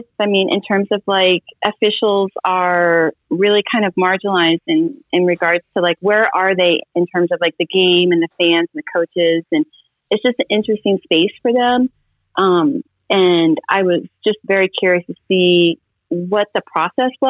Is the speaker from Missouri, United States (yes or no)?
no; Nebraska, United States; I'm from a really small town in Nebraska.